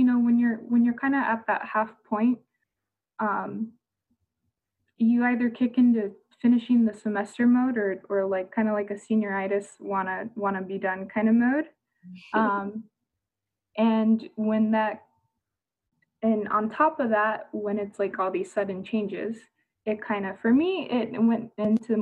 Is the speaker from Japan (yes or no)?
yes; Japan; also born or lived in Tokyo, Japan / Okinawa, Japan; now in Norfolk, United States; I was born and raised in Tokyo and Okinawa